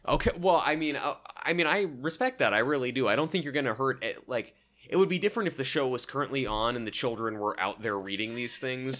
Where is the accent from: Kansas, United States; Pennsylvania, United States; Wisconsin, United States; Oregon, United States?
Oregon, United States; I'm from Oregon